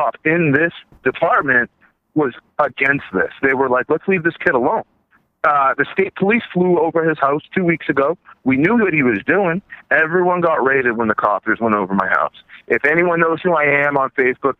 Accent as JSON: {"language": "English", "region": "California", "country": "United States", "moved": "yes", "lives_now": "Massachusetts, United States", "said": "I'm from California"}